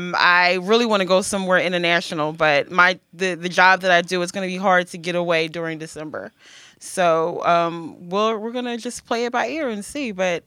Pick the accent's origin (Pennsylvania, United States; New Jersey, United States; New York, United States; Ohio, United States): Pennsylvania, United States; Philadelphia; I am from Philadelphia.